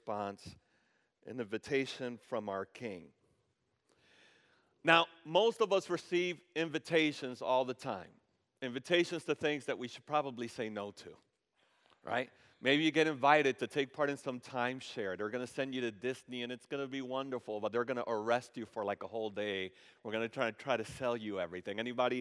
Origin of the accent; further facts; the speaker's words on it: Dominican Republic; now in United States; I was born in the Dominican Republic and I became a citizen of the United States